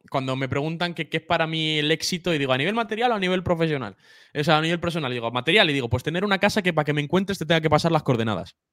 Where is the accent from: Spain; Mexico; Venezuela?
Spain; Sí, no, yo nací aquí. Lo que pasa es que no, tengo la, no tengo la nacionalidad.